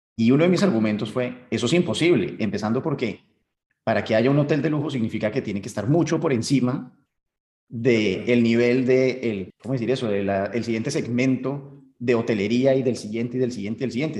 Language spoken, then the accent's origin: Spanish; Colombia; uno como colombiano